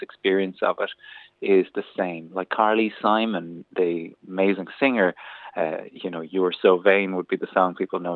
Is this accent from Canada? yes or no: no; County Kildare, Ireland; I'm also from Kildare